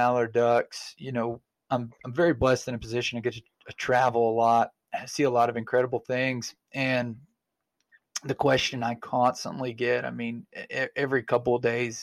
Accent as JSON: {"language": "English", "region": "Arkansas", "country": "United States", "tie": "born or raised there", "said": "I grew up in Arkansas like you."}